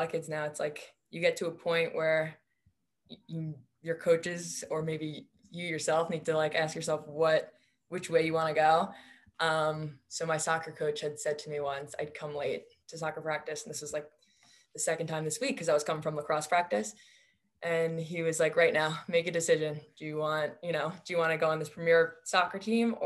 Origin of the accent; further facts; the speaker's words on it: Bayport, New York, United States; moved away as an adult; also born or lived in Los Angeles, California; now in Chapel Hill, United States; I'm from Long Island, New York originally, specifically Bayport Blue Point is my high school